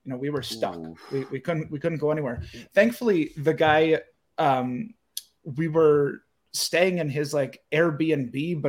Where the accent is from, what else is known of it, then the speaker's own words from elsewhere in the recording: Wisconsin, United States; I'm from Wisconsin. We're in Utah.